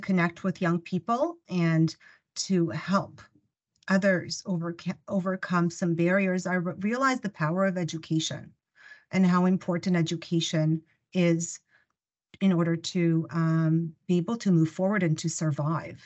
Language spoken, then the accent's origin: English; Ukraine; first language Russian; English is a second language; now in Canada; I was born in the Ukraine